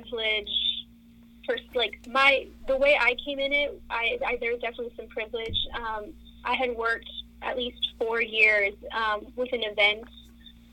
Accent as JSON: {"language": "English", "town": "Rio Hondo", "region": "Texas", "country": "United States", "tie": "born or raised there", "moved": "yes", "lives_now": "Austin, United States", "said": "I grew up in the Rio Grande Valley in a town called Rio Hondo"}